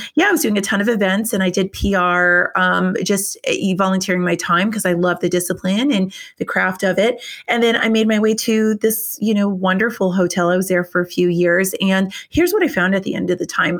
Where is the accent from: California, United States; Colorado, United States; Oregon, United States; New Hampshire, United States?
New Hampshire, United States; moved away as an adult; also born or lived in Richmond, Virginia; I'm from New Hampshire